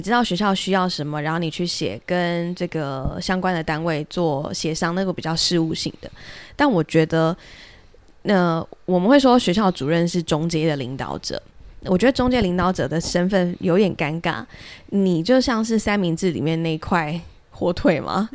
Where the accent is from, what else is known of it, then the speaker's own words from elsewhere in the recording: Pingtung County, Taiwan; 我是在屏东长大